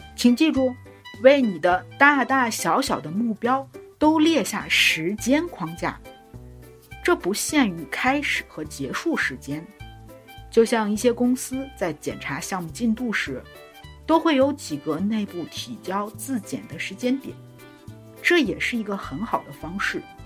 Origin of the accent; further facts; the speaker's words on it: China; 我们中国人很有意思，我们管一月叫元月